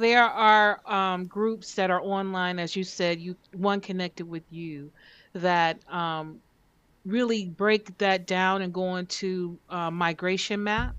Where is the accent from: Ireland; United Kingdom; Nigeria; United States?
Nigeria; I'm Nigerian, you know? Like I'm very proud of that. I always felt a connection to that land.